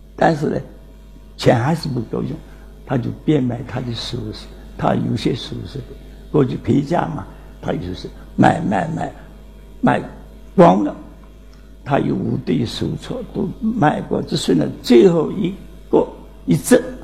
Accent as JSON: {"language": "Chinese", "country": "China", "said": "我们中国人就想做个家庭之落"}